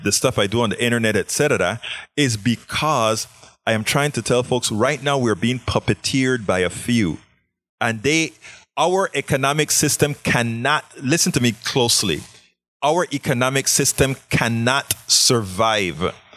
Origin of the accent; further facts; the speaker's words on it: Panama; also born or lived in Southern United States; now in Houston, United States; I'm from Panama. I moved to the South